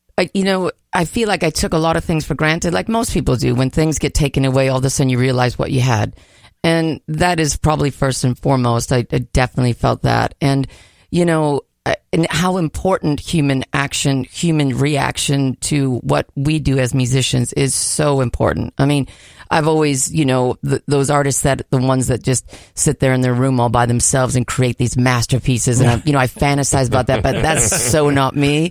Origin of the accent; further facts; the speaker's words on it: Minnesota, United States; now in California, United States; I'm from Minnesota